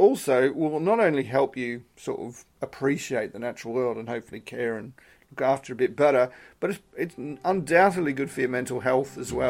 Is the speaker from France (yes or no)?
no; Australia; now in United Kingdom; I'm originally Australian, so I've been in the UK altogether about 20 years.